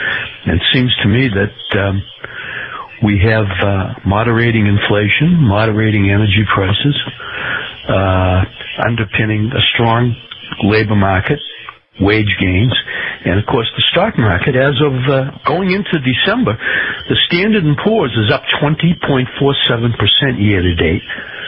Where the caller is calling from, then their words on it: Sarasota, Florida, United States; I'm from Sarasota, Florida.